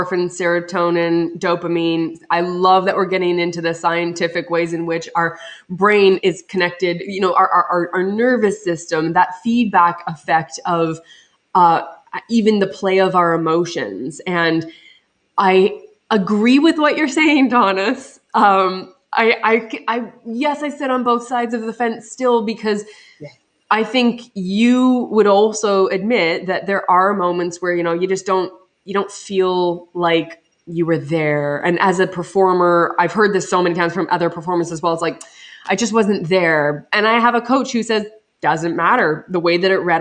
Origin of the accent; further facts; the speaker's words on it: Canada; being Canadian